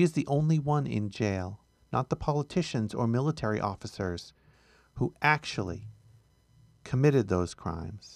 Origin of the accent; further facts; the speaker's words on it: United States; our country